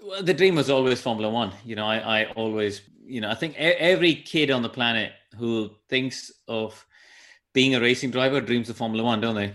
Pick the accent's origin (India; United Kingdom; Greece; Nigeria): India; Chennai, Tamil Nadu; moved away; I grew up in Madras where we had India's first racetrack